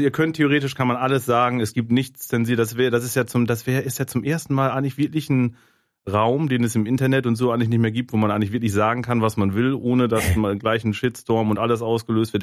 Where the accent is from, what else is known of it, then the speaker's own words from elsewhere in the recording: Germany; als Deutscher